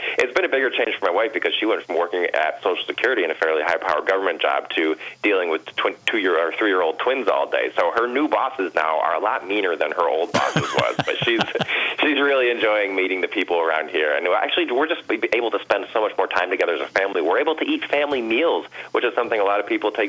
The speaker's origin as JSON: {"language": "English", "region": "upstate New York", "country": "United States", "also_born_or_lived": "Washington, D.C.", "moved": "yes", "lives_now": "Red Lake Falls, United States", "said": "We're both from the East Coast, we're both from little, you know, towns in upstate New York"}